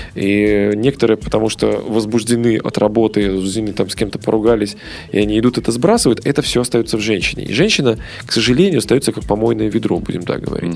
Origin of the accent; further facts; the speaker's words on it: Belarus; в Беларуси, да, откуда я родом